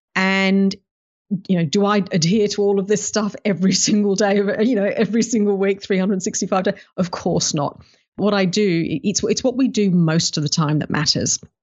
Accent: United Kingdom; also born or lived in Africa; now in Melbourne, Australia; grew up in the U K

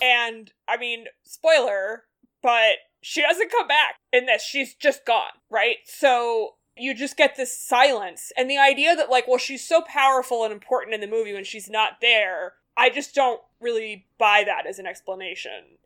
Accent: United States; as an American viewer

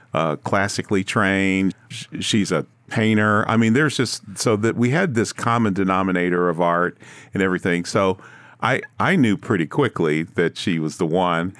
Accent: Kansas City, Missouri, United States; I was born and raised in Kansas City in the earlier part of my life.

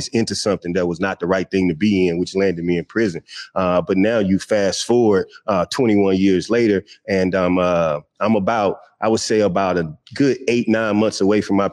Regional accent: Natchez, Mississippi, United States; I'm originally born and raised in Natchez, Mississippi

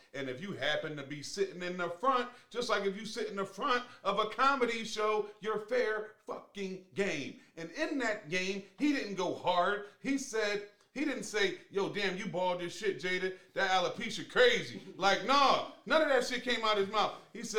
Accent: Philadelphia, Pennsylvania, United States; We are the Boys from Where Fellas, Philadelphia.

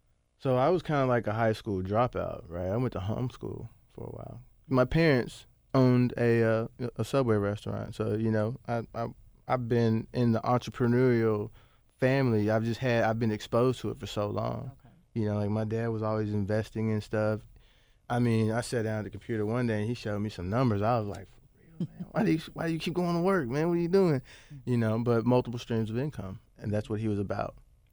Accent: Bartlett, Tennessee, United States; Yeah, I grew up in Bartlett.

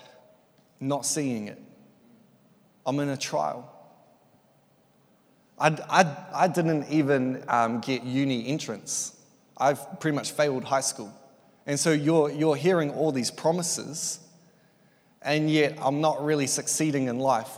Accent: Tauranga, Bay of Plenty, New Zealand; I grew up in Tauranga, Elim, been there since I was one

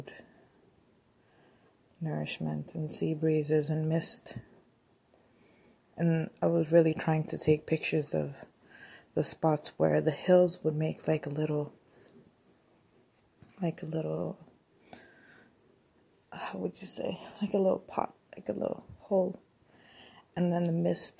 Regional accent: Addis Ababa, Ethiopia; I grew up walking around Addis by myself.

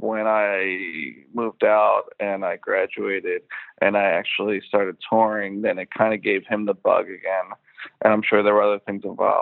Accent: Philadelphia, Pennsylvania, United States; moved away as an adult; also born or lived in Willow Grove, Pennsylvania; now in Brooklyn, United States; I grew up in Philadelphia, Northeast Philly, like around the Roosevelt Mall, Cobham, Castor area.

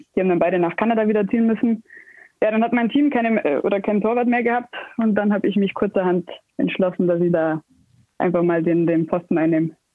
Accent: Ingolstadt, Bavaria, Germany; bin gebürtig aus Ingolstadt, wohne hier schon immer, spiele schon immer hier

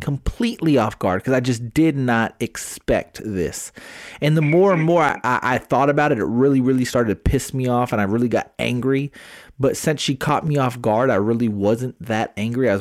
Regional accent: Smithville, Texas, United States; now in San Antonio, United States; I have my Smithville. I have my Smithville roots in me

